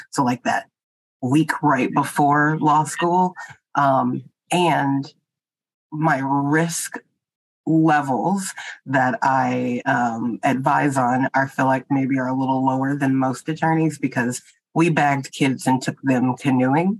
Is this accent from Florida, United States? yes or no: no; Texas, United States; now in Boston, United States; I'm from Texas